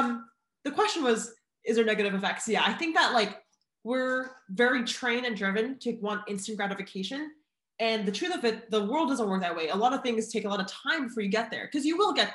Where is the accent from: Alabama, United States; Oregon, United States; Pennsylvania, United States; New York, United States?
Oregon, United States; now in California, United States; I'm from Oregon